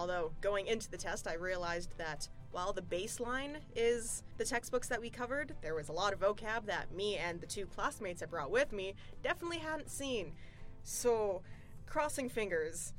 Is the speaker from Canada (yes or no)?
yes; Edmonton, Alberta, Canada; I'm born in Edmonton, lived out in little town for far too long, then finally came back to Edmonton